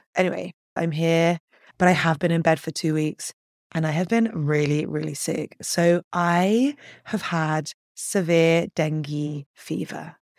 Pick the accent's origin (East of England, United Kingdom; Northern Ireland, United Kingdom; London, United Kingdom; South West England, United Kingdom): London, United Kingdom; moved away; So I'm from London.